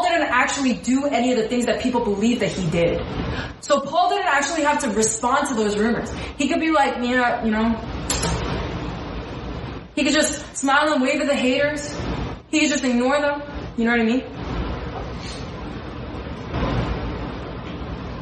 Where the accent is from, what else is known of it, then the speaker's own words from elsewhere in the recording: United States; as American Christians